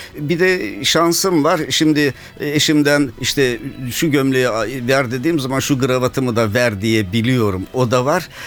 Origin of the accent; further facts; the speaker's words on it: İzmit, Kocaeli, Turkey; Kocaeli'nde İzmit ilçesinde doğdum.